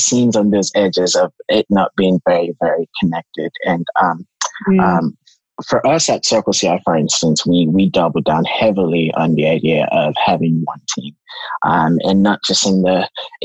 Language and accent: English; Lagos, Nigeria; I'm from Nigeria, a city called Lagos, Nigeria